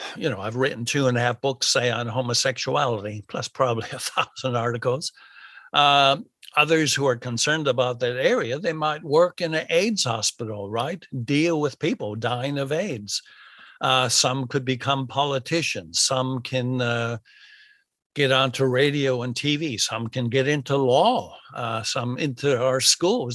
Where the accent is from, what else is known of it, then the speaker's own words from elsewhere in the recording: United States; now in Australia; I'm from America